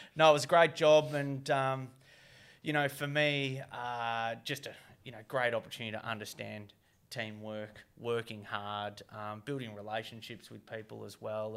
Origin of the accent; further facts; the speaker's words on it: Geelong, Victoria, Australia; my hometown, Geelong